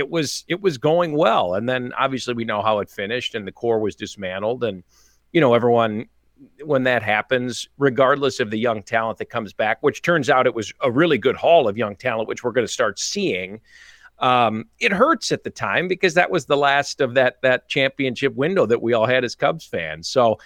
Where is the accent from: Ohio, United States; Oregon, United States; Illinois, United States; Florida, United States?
Illinois, United States; I've touched a lot on this as a fan first, and I always have been growing up in Chicago suburbs